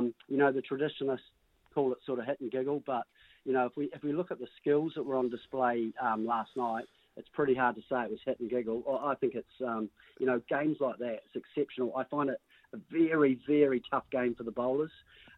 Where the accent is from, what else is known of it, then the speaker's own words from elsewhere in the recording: Australia; as an Australian watching, everyone's thinking, oh, you've got to get up with the rate